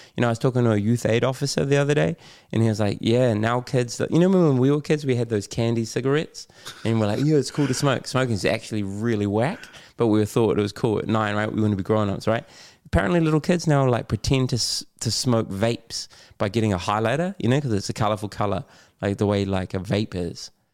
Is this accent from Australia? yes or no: no; Auckland, New Zealand; I grew up in West Auckland